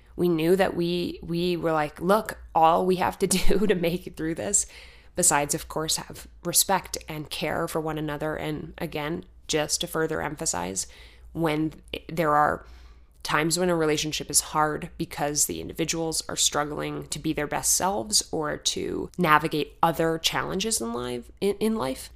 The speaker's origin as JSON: {"language": "English", "region": "Arizona", "country": "United States", "moved": "yes", "said": "I'm from Arizona"}